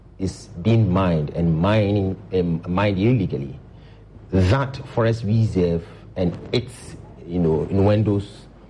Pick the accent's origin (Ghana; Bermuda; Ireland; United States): Ghana; I'm worried as a Ghanaian.